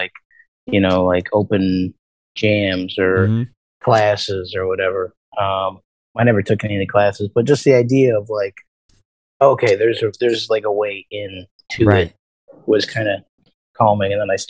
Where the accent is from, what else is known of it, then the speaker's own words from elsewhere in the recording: Joliet, Illinois, United States; also born or lived in Plainfield; now in Chicago, United States; I'm from Joliet and Plainfield.